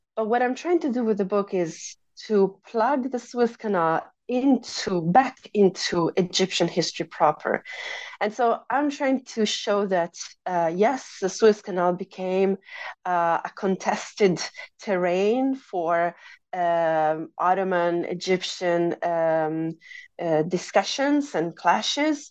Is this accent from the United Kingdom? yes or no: no; Italy; moved away as an adult; also born or lived in United States; I grew up in Italy, which is where I pursued my undergraduate studies and my uh, master's degree.